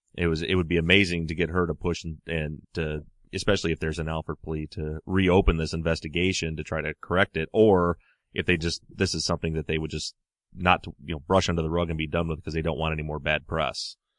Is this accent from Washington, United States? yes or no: no; Michigan, United States; I'm from Michigan, so the weather here is obviously a little bit different than out in Baltimore